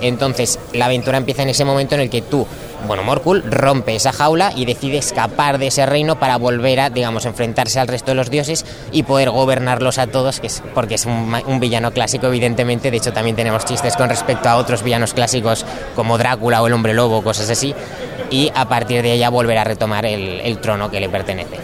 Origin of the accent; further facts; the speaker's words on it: Zaragoza, Aragon, Spain; Nosotros somos de Zaragoza